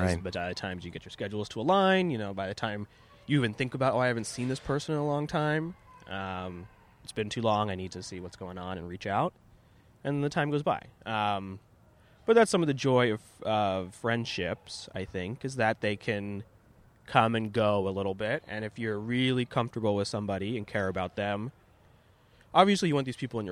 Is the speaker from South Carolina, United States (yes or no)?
no; Castro Valley, California, United States; moved away as an adult; now in New York, United States; I grew up in Castro Valley, California, which is in the East Bay, maybe 45 minutes from San Francisco